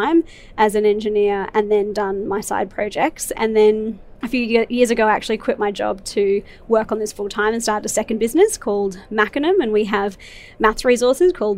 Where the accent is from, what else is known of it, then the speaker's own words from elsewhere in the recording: Brisbane, Queensland, Australia; I grew up in Brisbane